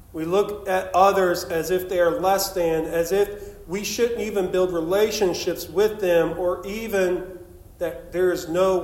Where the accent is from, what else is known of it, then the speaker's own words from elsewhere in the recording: Shady Spring, West Virginia, United States; Growing up in Shady Spring outside of Beckley